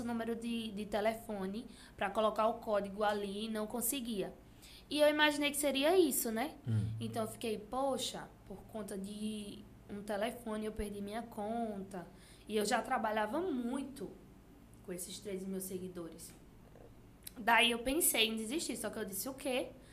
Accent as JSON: {"language": "Portuguese", "town": "Água Branca", "region": "Alagoas", "country": "Brazil", "said": "Eu sou de Água Branca"}